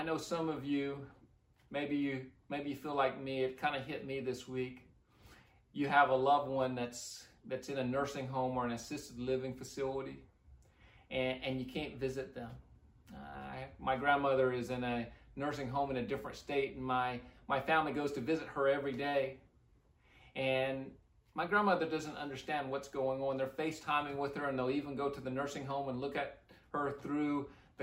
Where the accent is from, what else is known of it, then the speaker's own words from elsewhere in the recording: Midwest, United States; now in Leon Valley, United States; I grew up in the Midwest